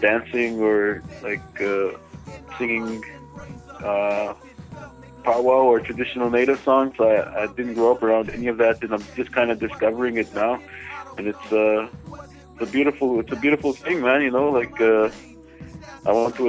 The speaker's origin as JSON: {"language": "English", "area": "Little Saskatchewan First Nation", "region": "Manitoba", "country": "Canada", "tie": "born or raised there", "moved": "as an adult", "lives_now": "Winnipeg, Canada", "said": "I'm Anishinaabe from the Little Saskatchewan First Nation in Manitoba. I was born in Winnipeg, but I was raised on the res, and currently back in Winnipeg"}